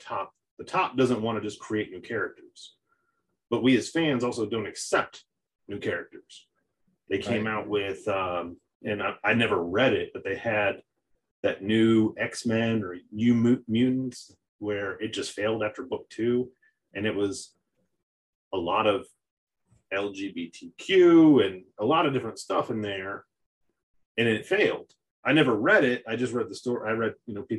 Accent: Connecticut, United States; I'm Italian from Connecticut. My family moved here from Italy

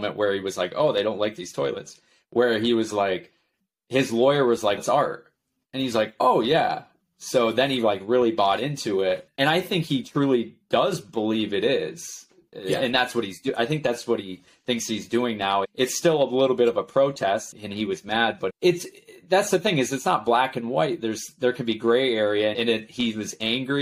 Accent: Potsdam, New York, United States; Potsdam, the whole county is like my hometown

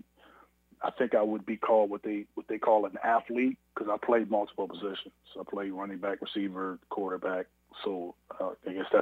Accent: Canton, Ohio, United States; my hometown in Canton, Ohio

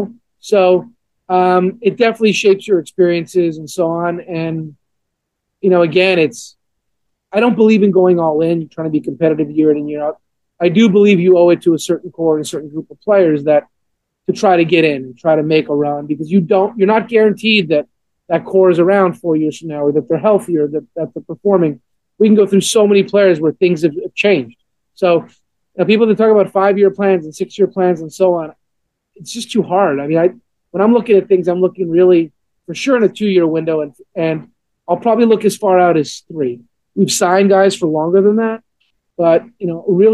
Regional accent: Montreal, Quebec, Canada; now in Atlanta, United States; growing up a Montreal Expos fan, growing up in Montreal

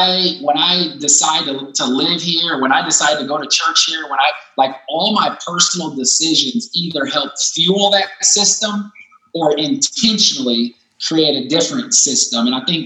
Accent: Pella, Iowa, United States; I know I grew up in Pella, Iowa. Population X, you know, predominantly white.

